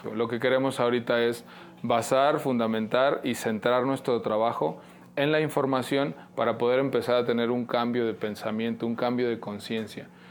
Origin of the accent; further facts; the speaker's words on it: Mexico; Como mexicanos, a final de cuentas, trabajamos